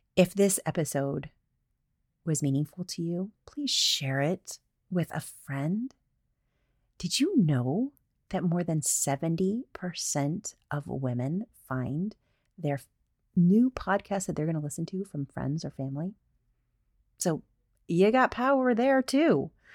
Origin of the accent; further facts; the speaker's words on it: the South, United States; I'm from the South